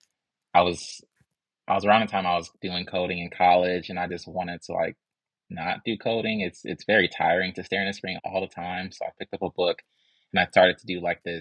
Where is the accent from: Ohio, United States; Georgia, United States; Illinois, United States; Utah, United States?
Illinois, United States; Chicago; now in Atlanta, United States; I'm from Chicago